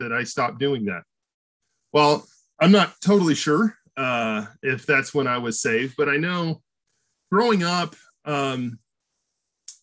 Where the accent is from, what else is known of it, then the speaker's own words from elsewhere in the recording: Burbank, California, United States; I grew up at Grace Church. At 6 months old, I started going to Grace. So I was born in Burbank, California